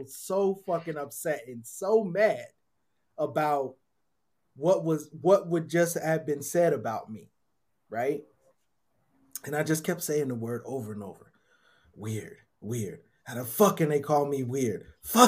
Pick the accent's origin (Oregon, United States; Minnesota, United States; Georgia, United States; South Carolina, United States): Minnesota, United States; I was brought up in Minnesota